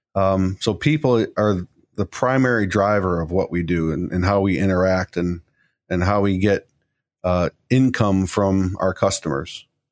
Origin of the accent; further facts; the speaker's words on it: Chicago, Illinois, United States; moved away as an adult; now in Pittsburgh, United States; I come from Chicago, and there's a laundry list of employees that that have, I used to work